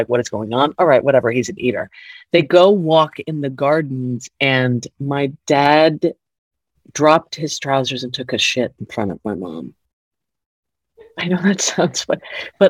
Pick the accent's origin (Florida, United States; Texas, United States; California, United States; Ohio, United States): Florida, United States; Miami; I grew up in Miami.